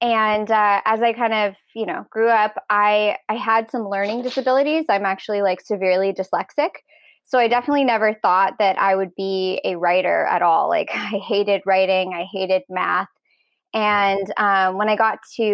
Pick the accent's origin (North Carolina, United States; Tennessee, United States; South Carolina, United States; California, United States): California, United States; Los Angeles; Well, I actually grew up in Los Angeles, so born here